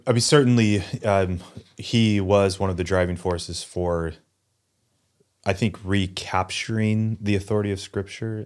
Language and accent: English; Newberg, Oregon, United States; also born or lived in New England; I grew up in Newburgh, went to school here in Newburgh for college